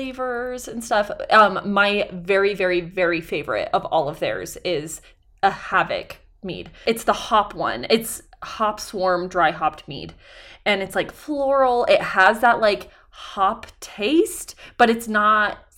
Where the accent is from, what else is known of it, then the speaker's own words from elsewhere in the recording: Idaho, United States; We're from a large state with very few people.